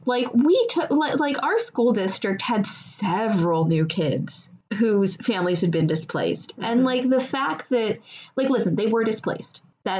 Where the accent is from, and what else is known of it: Missouri, United States; born or raised there; moved away